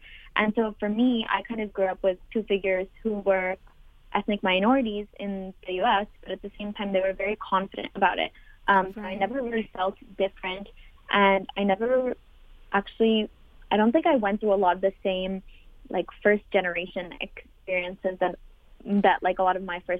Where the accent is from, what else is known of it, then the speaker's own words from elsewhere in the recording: Boston, Massachusetts, United States; now in Montreal, Canada; I am from Boston, Massachusetts, but I was actually born in Montreal. So I moved to Boston when I was like one or two. So I really lived there my whole life. Mm-hmm. My mother is Indian and my dad is Iranian.